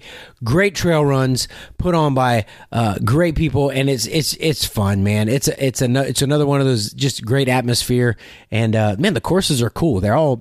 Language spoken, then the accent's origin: English; Louisiana, United States; I'm from Louisiana